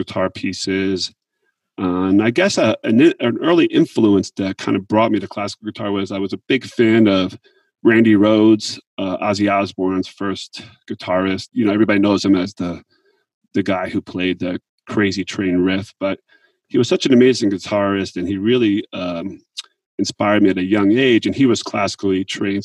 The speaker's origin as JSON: {"language": "English", "town": "Montville", "region": "New Jersey", "country": "United States", "tie": "born or raised there", "said": "I grew up in Montville, New Jersey, and that's Morris County."}